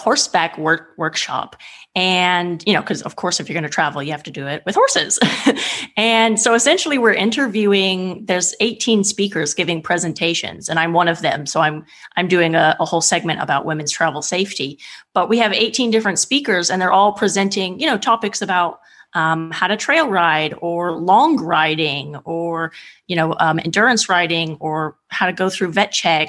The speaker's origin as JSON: {"language": "English", "region": "California", "country": "United States", "also_born_or_lived": "Eastern Germany / England", "moved": "yes", "lives_now": "Italy", "said": "I'm from California originally."}